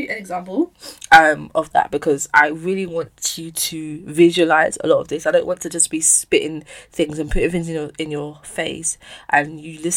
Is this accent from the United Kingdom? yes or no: yes; London, United Kingdom; I moved to another school in Bermondsey, which was closer to my house. And then we moved from Bermondsey to Peckham Rye